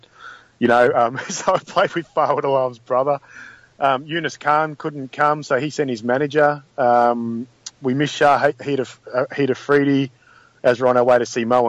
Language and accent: English; Australia